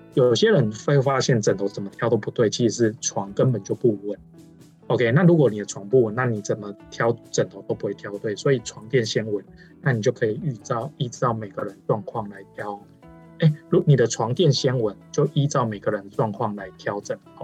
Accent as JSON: {"language": "Chinese", "region": "Changhua County", "country": "Taiwan", "tie": "born or raised there", "said": "因为我是彰化人，然后，呃，小时候也是在乡下"}